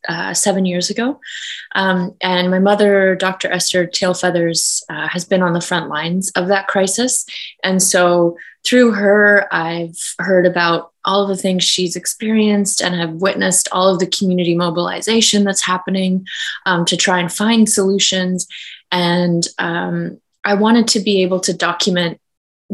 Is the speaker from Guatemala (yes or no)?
no; Kainai, southern Alberta, Canada; I am Blackfoot from Ghana, or Kainai, in southern Alberta.